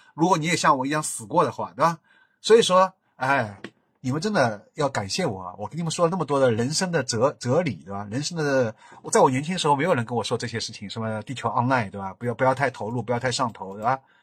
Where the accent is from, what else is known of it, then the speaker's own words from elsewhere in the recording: Shanghai, China; accent: Shanghainese; 我是个好洋洋讲上海话，我已经没人给我讲上海话了